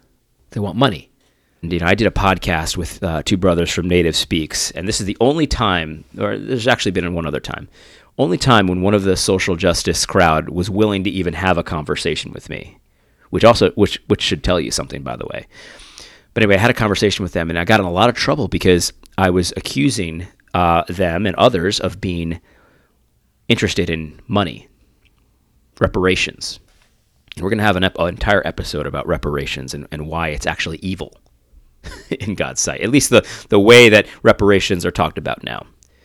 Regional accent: Brooklyn, New York, United States; Take it from me. I'm from Brooklyn.

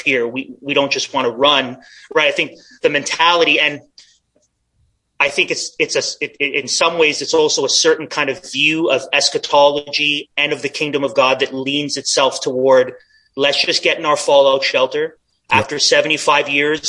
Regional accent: Canada

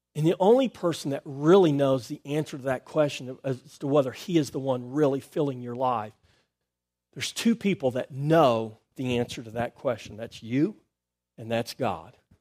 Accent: United States; I was born in America

